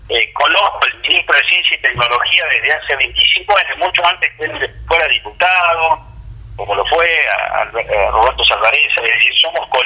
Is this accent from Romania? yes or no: no; Argentina; así somos los argentinos.